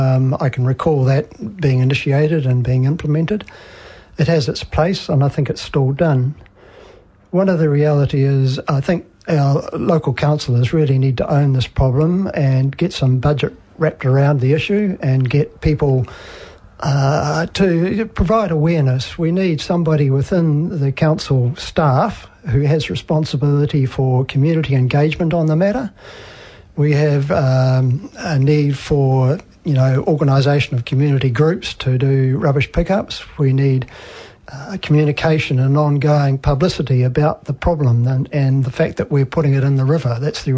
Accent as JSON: {"language": "English", "region": "Auckland", "country": "New Zealand", "tie": "born there", "said": "I was born near Pukekohe, but I've never really lived there for any length of time."}